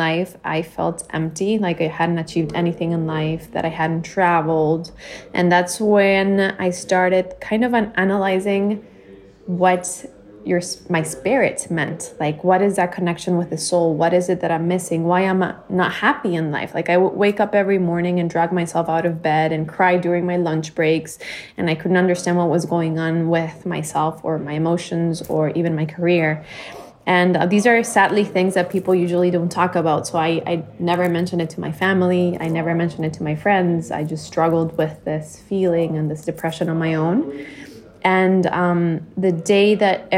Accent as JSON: {"language": "English", "country": "Bolivia", "tie": "born or raised there", "moved": "as an adult", "lives_now": "Miami, United States", "said": "I was born and raised in Bolivia. I lived there until I was 18, and then I moved to the U.S. for college, and I've been living in Miami for"}